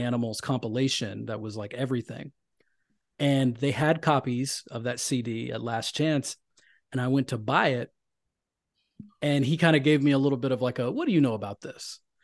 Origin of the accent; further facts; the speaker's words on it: Deep South, United States; moved away as an adult; now in New York City, United States; I grew up in the Deep South